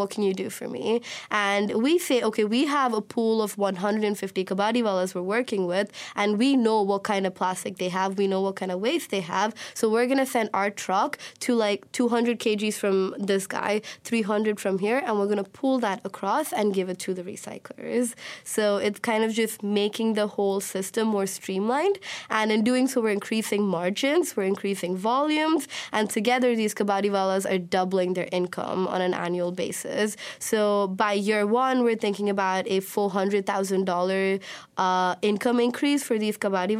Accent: Oman; also born or lived in India; I was born in India, but I grew up in the Middle East. I grew up in Oman.

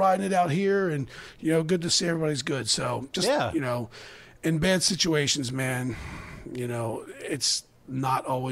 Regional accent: Baltimore, Maryland, United States; I'm from Baltimore

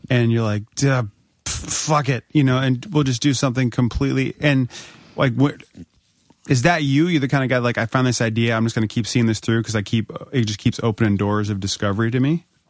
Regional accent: United States; we're Americans.

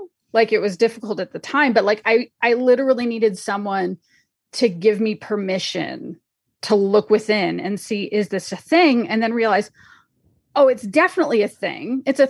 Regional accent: Canada; And so I grew up in Canada, it's called the Fellowship Baptist Fellowship.

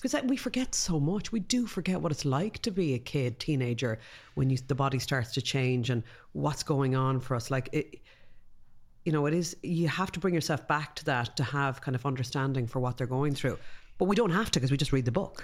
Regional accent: Ireland; we're Irish

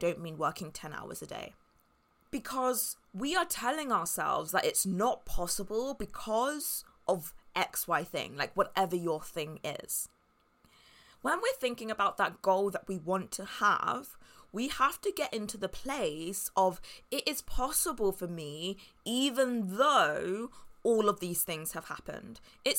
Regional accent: Spain; But since I grew up in a quiet town in Spain, it means that I don't know anyone and I don't have any contacts.

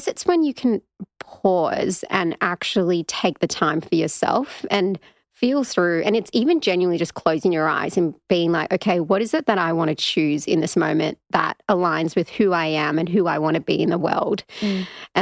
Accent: Australia; being Australian Sri Lankan as well, and I predominantly went to a Caucasian school

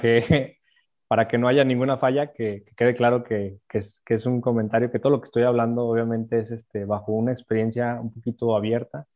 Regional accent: Aguascalientes, Mexico; Yo soy de aquí de Aguascalientes.

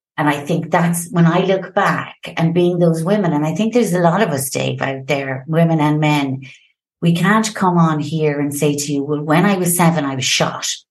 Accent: Limerick, Munster, Ireland; moved away as an adult; also born or lived in France; now in Madrid, Spain; I'm actually Irish. and I'm from the beautiful and the fabulous city called Limerick

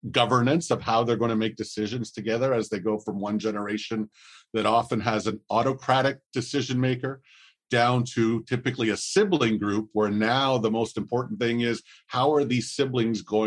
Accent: Montreal, Quebec, Canada; I was born in Montreal in the mid 60s, the only son of an immigrant entrepreneur

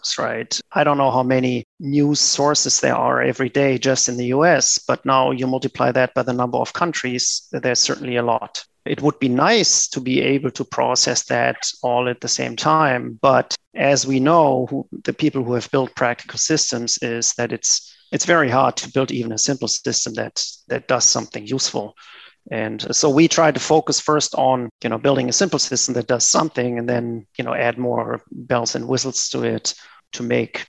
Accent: Germany; moved away as an adult; also born or lived in Japan / United States; I grew up in Germany

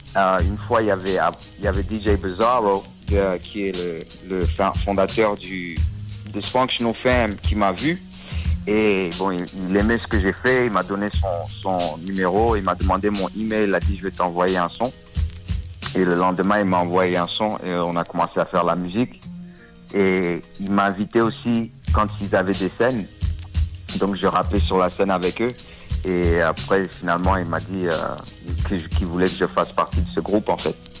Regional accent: Washington, District of Columbia, United States; also born or lived in Paris, France / Comoros (ancestry); Je suis resté là jusqu'à 4 ans. Après, euh, on a déménagé, la famille a bougé à Washington D.C. Et bon, j'ai grandi autour de Washington et Maryland.

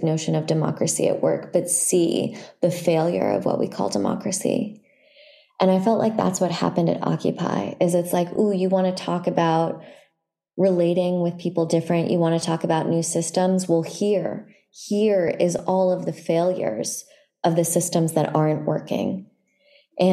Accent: San Francisco, California, United States; I grew up in San Francisco

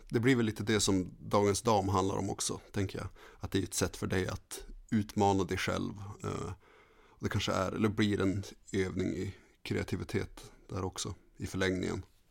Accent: Skellefteå, Västerbotten County, Sweden; moved away as an adult; Levt i Skellefteå hela mitt liv och sen kom jag hit

